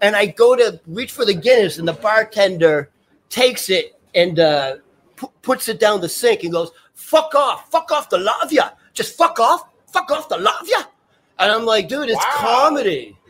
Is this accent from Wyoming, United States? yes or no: no; Boston, Massachusetts, United States; now in New York City, United States; I literally live around the corner because I'm from Beacon Hill.